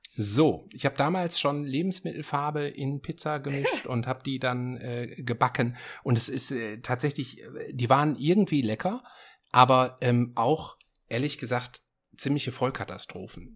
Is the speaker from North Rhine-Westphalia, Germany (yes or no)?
yes; Essen, North Rhine-Westphalia, Germany; moved away; meiner Heimatstadt Essen